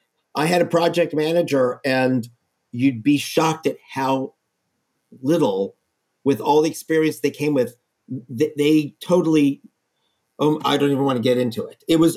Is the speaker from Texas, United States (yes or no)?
yes; Texas, United States; I'm from Texas. There's so many buildings out in the prairie that have metal roofs that are still standing from back then.